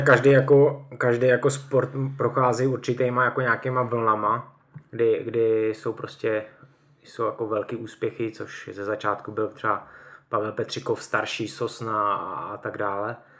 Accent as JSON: {"language": "Czech", "town": "Mohelnice", "region": "Olomouc Region", "country": "Czechia", "tie": "born or raised there", "moved": "as an adult", "lives_now": "Hradec Králové, Czech Republic", "said": "Já pocházím z Mohelnice, to je na Moravě, eh, vlastně blízko Olomouce a tak tam jsem začal s judem a po střední škole jsem vlastně odešel do Hradce"}